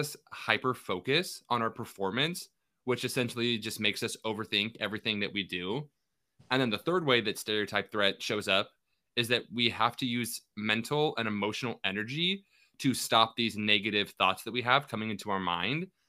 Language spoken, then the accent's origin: English; Kennewick, Washington, United States; my hometown